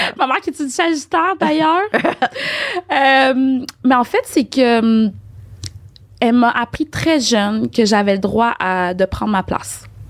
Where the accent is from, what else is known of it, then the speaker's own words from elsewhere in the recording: Port-au-Prince, Haiti; moved away; je suis née à Port-au-Prince.